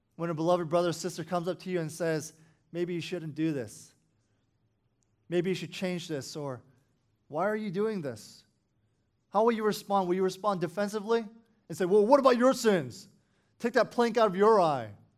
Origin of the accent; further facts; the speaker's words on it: Falls Church, Virginia, United States; I grew up in Falls Church City